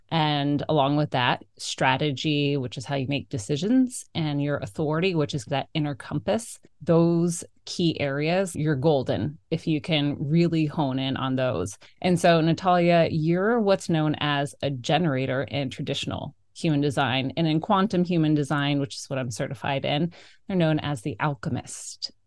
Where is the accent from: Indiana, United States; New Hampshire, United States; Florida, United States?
Florida, United States; South; now in Maine, United States; I'm also born and raised in South Florida, fellow Florida girl here.